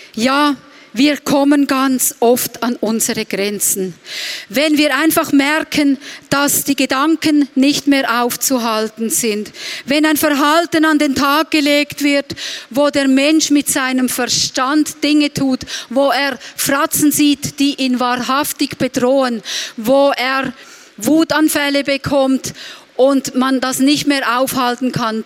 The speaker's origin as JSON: {"language": "German", "town": "Reutlingen", "region": "Baden-Württemberg", "country": "Germany", "said": "bei uns in Reutlingen"}